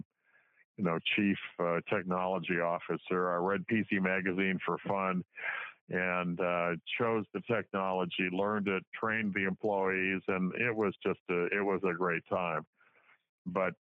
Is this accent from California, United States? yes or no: no; St. Louis, Missouri, United States; moved away as an adult; also born or lived in New York / Illinois; I'm a Midwestern kid. I grew up in St. Louis